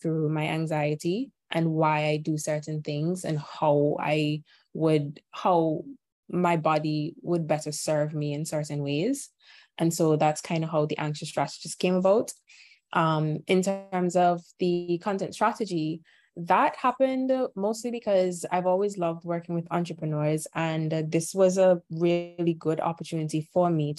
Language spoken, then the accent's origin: English; Antigua & Barbuda; I am from Antigua. It's a tiny island in the Caribbean